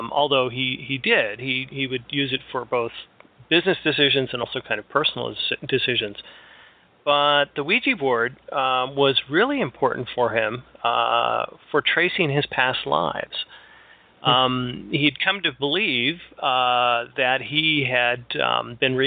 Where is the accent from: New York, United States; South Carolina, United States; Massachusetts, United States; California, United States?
California, United States; now in Michigan, United States; I grew up in California, spent most of my early life in California